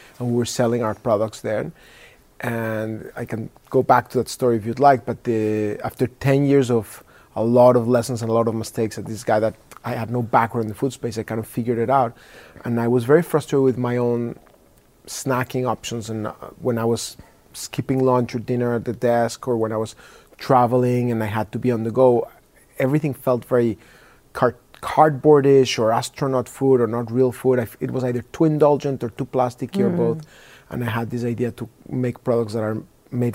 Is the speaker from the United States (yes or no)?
no; Mexico; moved away; I was born in Mexico.